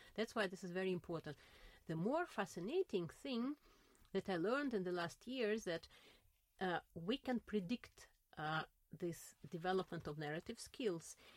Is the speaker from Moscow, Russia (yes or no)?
no; Saint Petersburg, Russia; English is a second language; now in Berlin, Germany; I was born in St. Petersburg, mm-hmm. at that time Leningrad, uh, in the center of St. Petersburg